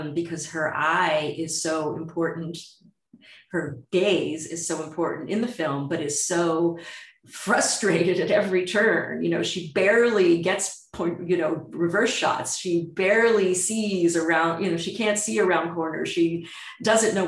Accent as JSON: {"language": "English", "country": "United States", "said": "if you're an American"}